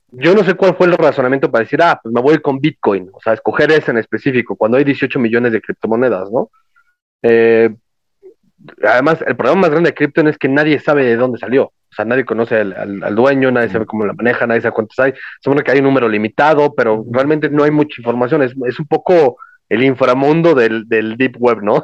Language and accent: Spanish; Mexico; soy mexicano